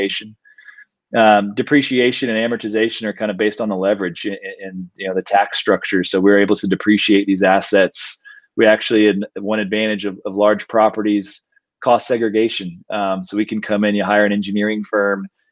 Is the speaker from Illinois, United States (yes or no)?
no; Austin, Texas, United States; we're born and raised in Austin